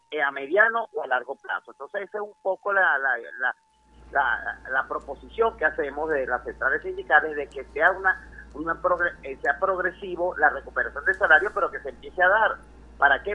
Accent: Venezuela

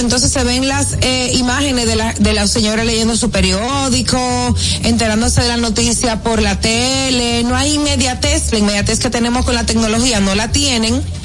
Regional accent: Santo Domingo, Distrito Nacional, Dominican Republic; also born or lived in Baní; Santo Domingo, nacida y criada en Santo Domingo

